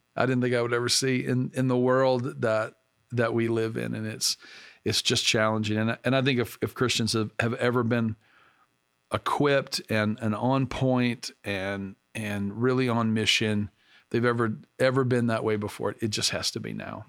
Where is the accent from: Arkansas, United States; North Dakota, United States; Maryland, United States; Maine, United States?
Arkansas, United States; now in Pennsylvania, United States; I grew up in the South and, uh, in Arkansas